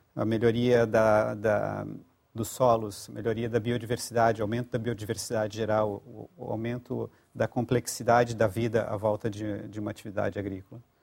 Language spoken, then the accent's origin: Portuguese; Rio Grande do Sul, Brazil; moved away as an adult; now in Portugal; Rio Grande do Sul. Uhum. Mas já estou em Portugal há 20 anos